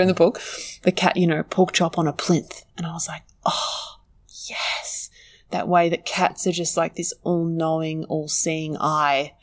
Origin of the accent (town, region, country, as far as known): Australia